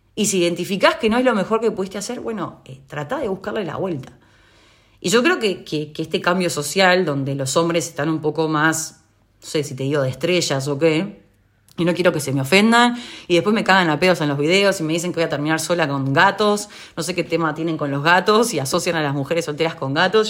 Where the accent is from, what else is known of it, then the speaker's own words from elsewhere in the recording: Uruguay; en Uruguay, es el país de donde yo soy